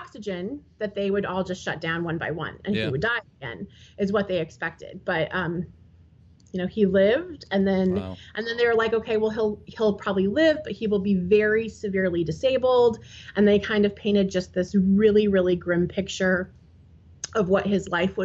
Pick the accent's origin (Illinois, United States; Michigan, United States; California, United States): Illinois, United States; Peoria; we are from and located the Peoria area, Illinois